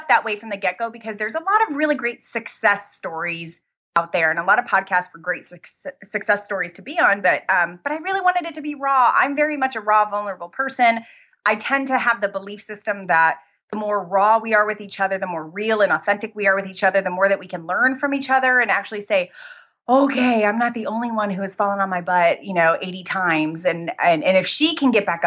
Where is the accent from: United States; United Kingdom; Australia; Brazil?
United States; Arizona; I am from Arizona. I'm a Southwest girl